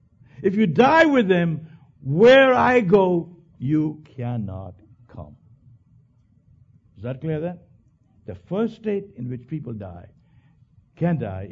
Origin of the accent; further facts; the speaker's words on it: New York, United States; When I grew up in Long Island, child, how you die?